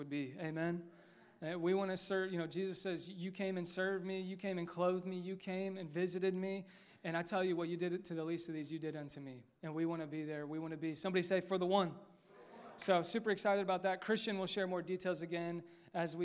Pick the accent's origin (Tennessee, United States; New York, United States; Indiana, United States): Indiana, United States; Westfield; Westfield's my hometown